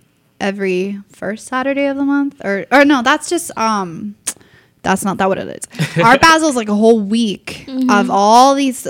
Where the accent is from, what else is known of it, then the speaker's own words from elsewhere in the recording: Miami, Florida, United States; now in Orlando, United States; I'm from Miami. It's my hometown.